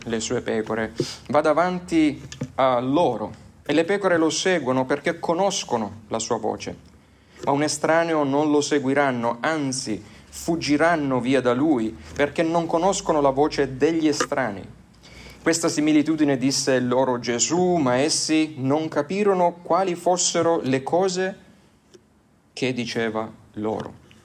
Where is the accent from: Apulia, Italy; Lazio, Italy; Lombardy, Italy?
Apulia, Italy; Lecce; nelle mie parti eh, di Lecce